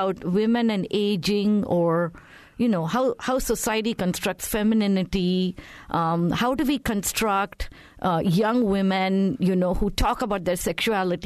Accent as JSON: {"language": "English", "country": "India", "tie": "born or raised there", "moved": "yes", "said": "I grew up in India before India became what it is today"}